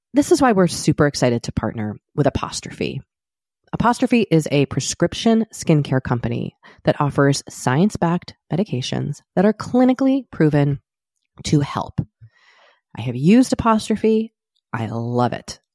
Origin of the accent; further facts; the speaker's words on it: United States; speaking as an American